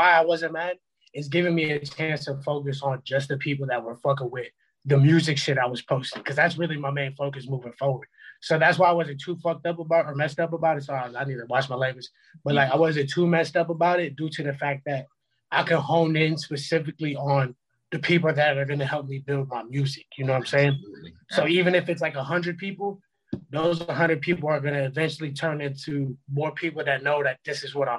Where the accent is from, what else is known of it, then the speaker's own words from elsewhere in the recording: Puerto Rico; I'm Puerto Rican